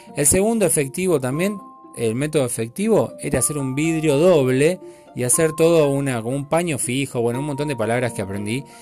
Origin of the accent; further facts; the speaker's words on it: Buenos Aires, Argentina; yo soy argentino hasta la muerte y, mi sangre y sangre gaucha, eh, porteña